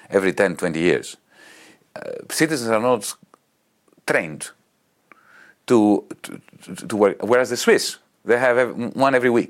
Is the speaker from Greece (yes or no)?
yes; Greece; accent: Greek; English is a second language; for my Greek accent